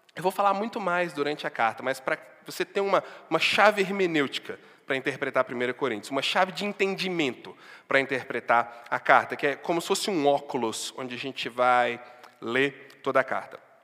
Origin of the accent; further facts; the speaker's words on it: Barbacena, Minas Gerais, Brazil; moved away; also born or lived in Sete Lagoas; Não é uma Barbacena, Antônio Carlos, lá de onde eu vim